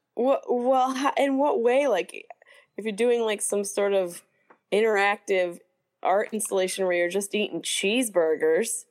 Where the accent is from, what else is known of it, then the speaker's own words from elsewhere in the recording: Syracuse, New York, United States; my hometown of Syracuse